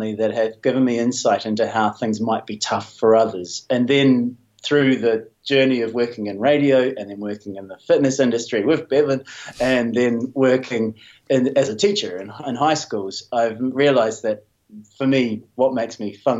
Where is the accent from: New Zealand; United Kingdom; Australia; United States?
New Zealand; I'm a New Zealander, grew up in a pretty traditional New Zealand way